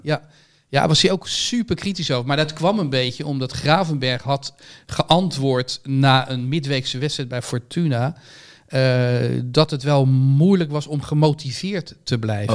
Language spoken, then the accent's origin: Dutch; Netherlands; als Nederlander